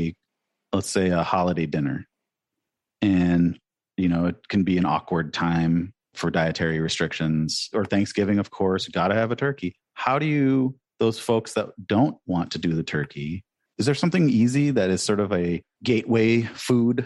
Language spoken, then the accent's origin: English; Midwest, United States; I grew up in the Midwest